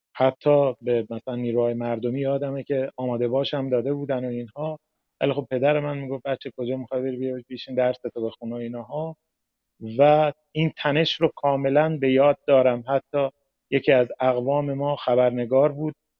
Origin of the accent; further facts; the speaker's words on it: Mashhad, Razavi Khorasan, Iran; من مشهدی هستم با افغانستانی ها همکلاس بودم